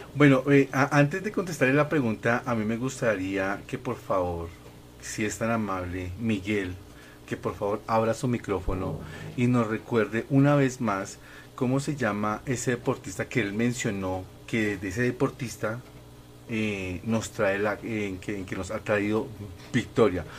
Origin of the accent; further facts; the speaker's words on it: Colombia; nosotros colombianos